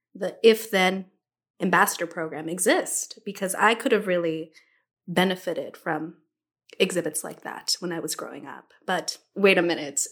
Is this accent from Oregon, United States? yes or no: no; Los Angeles, California, United States; L A native, born and raised